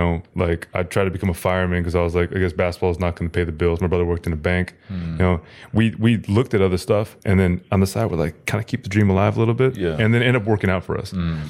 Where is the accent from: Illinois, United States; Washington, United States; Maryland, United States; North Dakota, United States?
Washington, United States; Seattle; Like, I mean, I grew up like in Seattle.